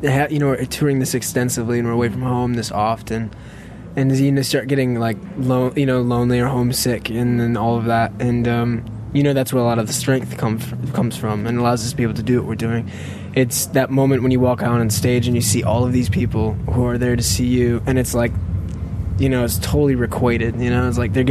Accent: Frankenmuth, Michigan, United States; born or raised there

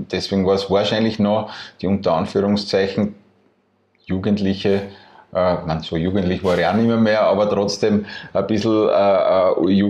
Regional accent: Burgenland, Austria; die Entscheidung relativ nahe gelegen, als Burgenländer im Burgenland äh, Festivalgelände zu suchen.

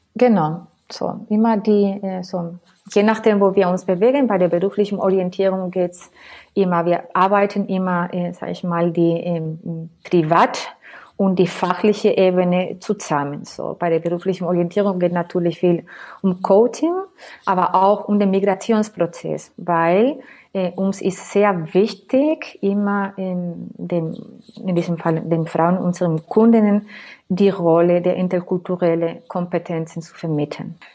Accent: between Seville and Cádiz, Andalusia, Spain; German is a second language; moved away as an adult; now in Berlin, Germany; ich komme sprüglich aus Spanien. Meine Wurzeln liegen im Südspanien, Andalusien zwischen ähm, ähm, zwei Städten, Sevilla und Cádiz.

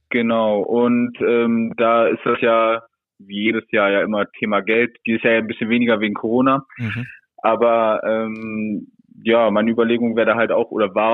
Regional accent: Wildeshausen, Lower Saxony, Germany; Wildeshausen ist in der Nähe von Bremen und Oldenburg.

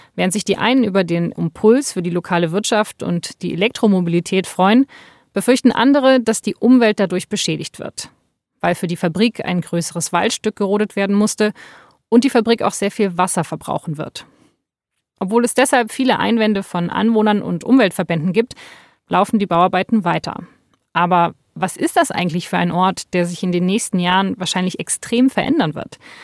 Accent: West Germany, Germany; Also ich bin Westdeutsche

